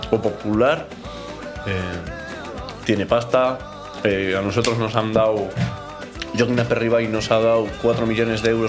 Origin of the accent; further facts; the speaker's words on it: Basque Country, Spain; Yo nací en Miguel y Gastorza, ahí en, las Tres Cuestas. Pero ya con cuatro o tres añitos subimos aquí. Mi padre vive aquí en el 6. Y nos hemos criado ahí en el 6, en el primero.